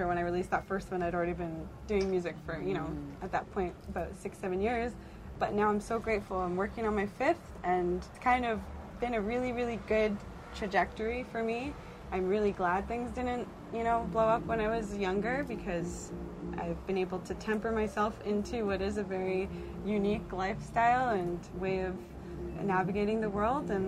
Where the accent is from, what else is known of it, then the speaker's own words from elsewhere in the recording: Brampton, Ontario, Canada; I grew up in Brampton, Ontario